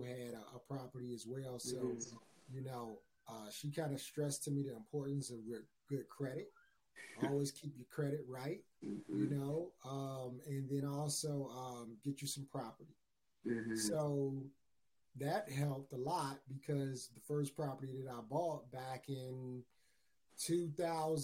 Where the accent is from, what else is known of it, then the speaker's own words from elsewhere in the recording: Chicago, Illinois, United States; I'm from Chicago, Illinois.